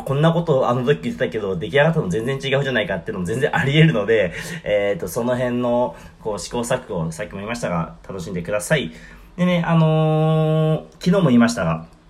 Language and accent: Japanese; Shizuoka, Japan; 僕の地元の静岡でも